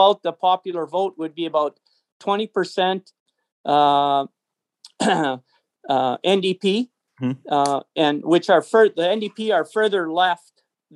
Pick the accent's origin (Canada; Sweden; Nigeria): Canada; as a Canadian